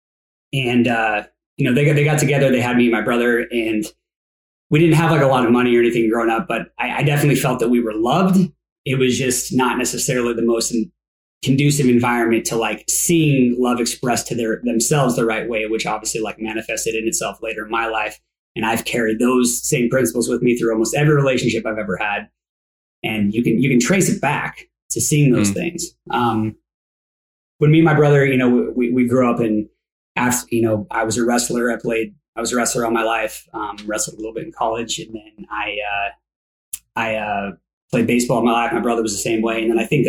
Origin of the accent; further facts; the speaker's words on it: Coeur d'Alene, Idaho, United States; now in Phoenix, United States; I was raised in the Northwest